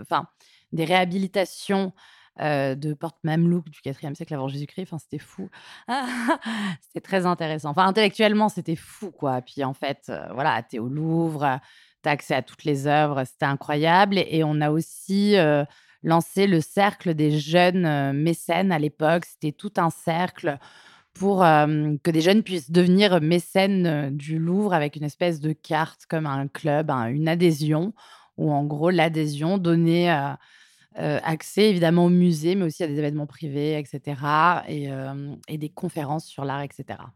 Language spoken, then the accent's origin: French; Martignas-sur-Jalles, Nouvelle-Aquitaine, France; moved away as an adult; also born or lived in Toulouse; now in Paris, France; Je suis née à Toulouse et j'ai grandi euh, à côté de Bordeaux, à Martignas-sur-Jalles